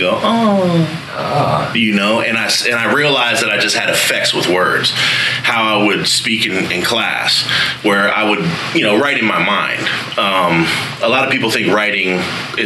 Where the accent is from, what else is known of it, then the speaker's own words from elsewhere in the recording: Frederick, Maryland, United States; moved away as an adult; also born or lived in Baltimore, Maryland / Florida; Frederick, Maryland is where I lived most of my life, but I lived in Baltimore as well